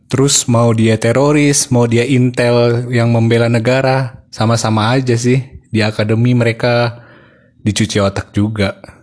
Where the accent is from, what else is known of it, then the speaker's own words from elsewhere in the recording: Bintan Island, Riau Islands, Indonesia; saya besar di Pulau Bintan